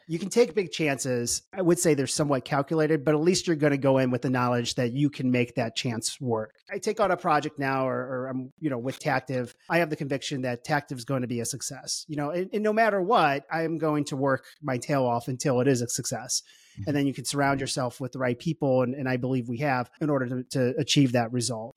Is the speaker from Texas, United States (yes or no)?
no; St. Louis, Missouri, United States; I was, I was born and raised in Saint Louis, Missouri